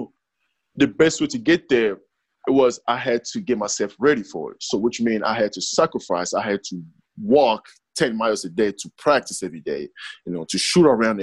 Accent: DR Congo; moved away; I was born in the Congo

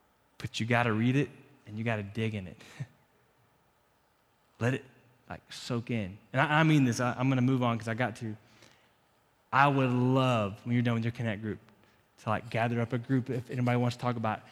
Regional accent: Florida, United States; now in Lubbock, United States; growing up in Florida, in the winter here

